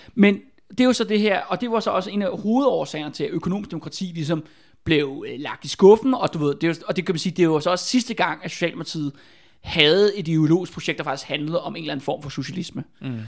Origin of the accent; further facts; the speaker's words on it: Albertslund, Capital Region of Denmark, Denmark; Der hvor jeg er fra i Albertslund